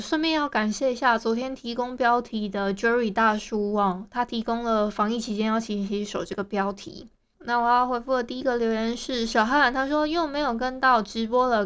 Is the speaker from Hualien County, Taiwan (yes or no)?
yes; Hualien, Hualien County, Taiwan; 大家也知道我是花莲人